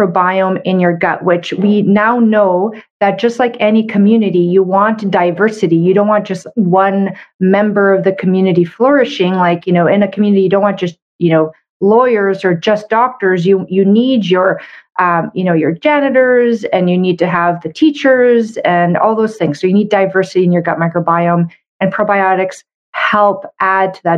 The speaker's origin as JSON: {"language": "English", "country": "Canada", "said": "I'm a Canadian medical doctor"}